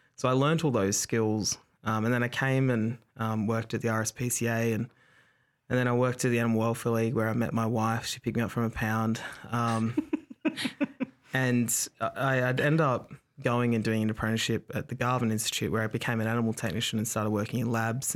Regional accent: Dapto, New South Wales, Australia; also born or lived in Wagga Wagga; my family are from Wagga. I grew up in Dapto

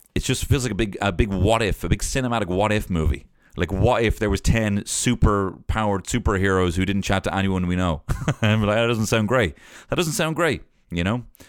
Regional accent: Ireland; born or raised there

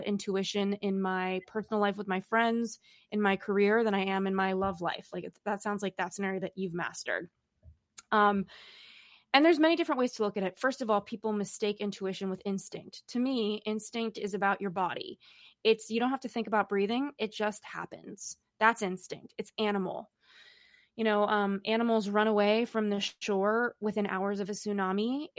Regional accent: Los Angeles, California, United States; now in New York City, United States; I grew up in Los Angeles and now I live in New York City.

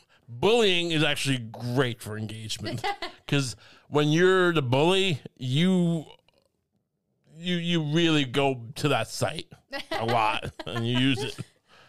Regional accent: Singapore; also born or lived in China; No, I'm from Singapore. Right. But you lived in China. Yeah, I did.

